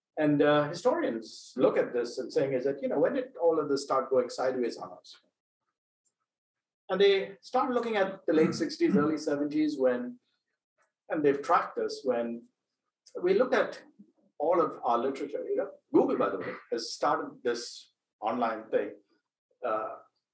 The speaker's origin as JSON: {"language": "English", "country": "India", "moved": "as an adult", "lives_now": "United States", "said": "I came from India, I done my undergraduate studies. I was all of 20 when I came over here"}